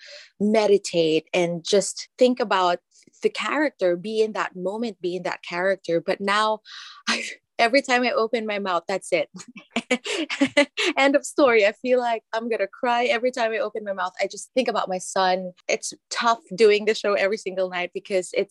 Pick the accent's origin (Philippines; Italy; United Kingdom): Philippines; moved away; growing up in the Philippines